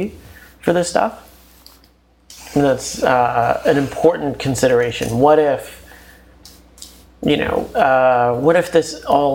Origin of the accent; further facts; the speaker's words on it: New York City, New York, United States; I grew up in Bensonhurst in Brooklyn